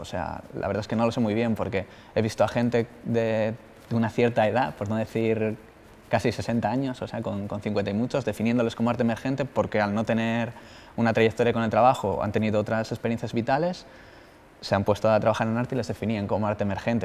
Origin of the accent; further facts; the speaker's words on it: El Entrego, Asturias, Spain; moved away as an adult; now in Bilbao, Spain; soy de, de La Guardia, de la entrego, y vivo en Bilbao